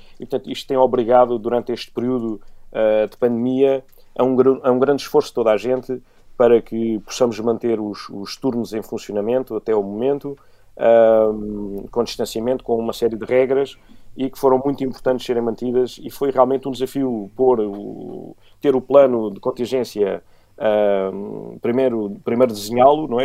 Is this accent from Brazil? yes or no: no; Beja, Alentejo, Portugal; eu sou de Beja, venho do, do meio rodeado de, de animais. Eh, eh, em casa sempre tive, desde, desde pombos, cães